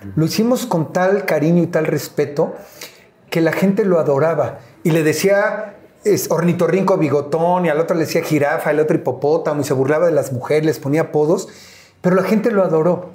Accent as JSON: {"language": "Spanish", "region": "Mexico City", "country": "Mexico", "tie": "born or raised there", "said": "no solamente vivía, yo nací en Iztapalapa"}